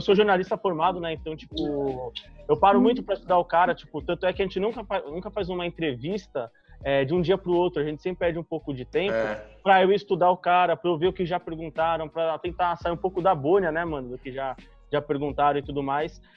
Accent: São Paulo, Brazil; a gente é de São Paulo

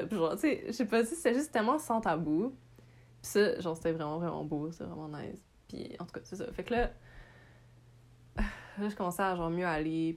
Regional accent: Montreal, Quebec, Canada; je suis née à Montréal, j'ai grandi à Montréal

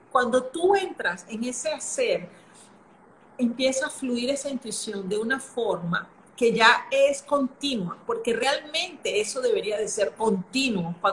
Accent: Venezuela; also born or lived in Brazil / Singapore; now in Panama; soy venezolana, ahorita vivo ah, en Panamá, pero He, vivido, en Brasil, en Singapur

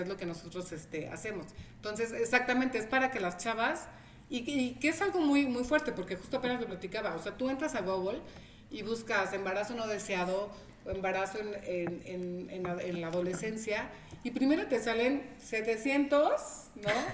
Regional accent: Veracruz, Mexico; now in Tehuacán, Mexico; yo soy de Veracruz

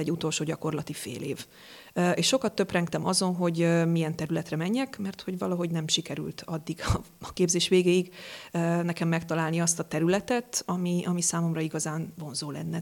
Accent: Dombóvár, Tolna, Hungary; moved away as an adult; now in Pécs, Hungary; Én egy kis városból jövök, Dombováron születtem

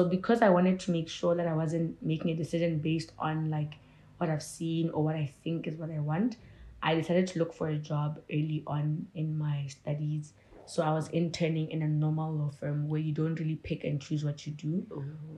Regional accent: Gaborone, South-East District, Botswana; I grew up in Gads. I think I started my preschool, primary, and high school in Gaborone, Botswana.

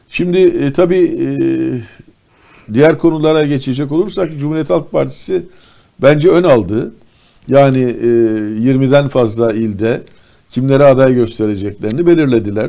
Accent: İzmir, Turkey; ben bir İzmirli olarak

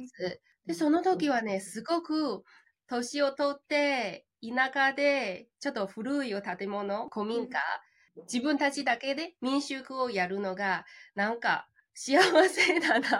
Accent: China; Japanese is a second language; moved away as an adult; also born or lived in Tokyo, Japan; now in Futtsu, Japan; 中国出身で日本留学、留学で日本に来て

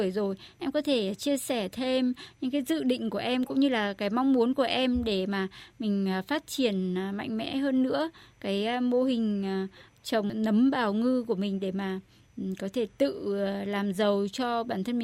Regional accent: Đắk Lắk, Vietnam; born there; Tôi sinh ra ở Đắk Lắk.

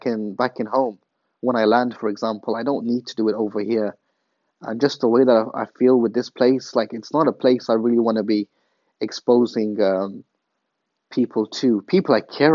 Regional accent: England, United Kingdom; moved away as an adult; Growing up in England

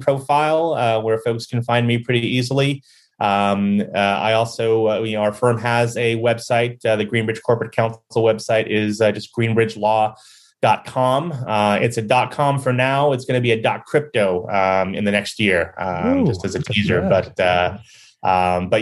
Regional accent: Chicago, Illinois, United States; being a Chicagoan

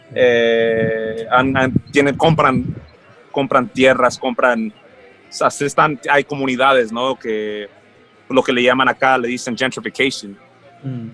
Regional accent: Los Angeles, California, United States; also born or lived in Colombia / Mexico; crecí en ese ámbito en Los Ángeles

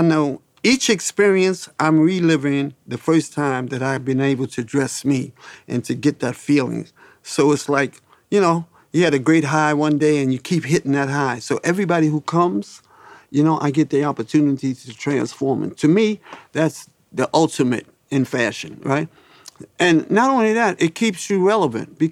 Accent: New York City, New York, United States; I grew up in the Harlem that was a village

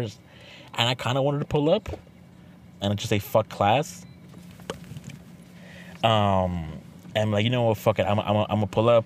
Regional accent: Mexico; I'm from Mexico

